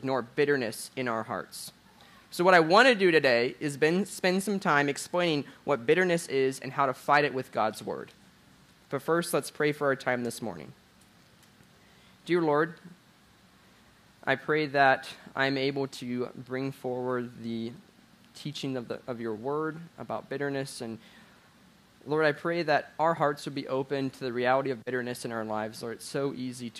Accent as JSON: {"language": "English", "town": "Jacksonville", "region": "Florida", "country": "United States", "tie": "born or raised there", "said": "I grew up in Jacksonville, Florida"}